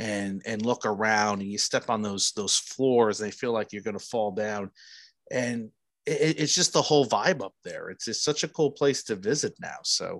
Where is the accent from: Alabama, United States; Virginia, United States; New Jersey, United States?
New Jersey, United States; Newark; moved away; growing up in New Jersey, Newark, New Jersey